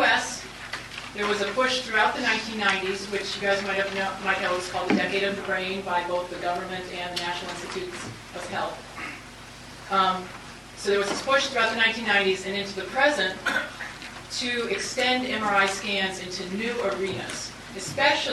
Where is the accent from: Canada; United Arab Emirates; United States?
United States; I'm from the United States normally